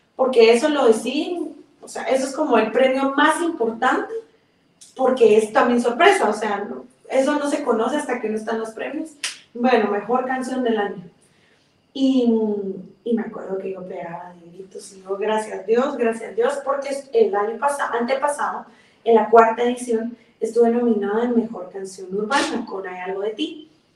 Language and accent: Spanish; Guatemala City, Guatemala Department, Guatemala; es guatemalteca, nací aquí en la ciudad de Guatemala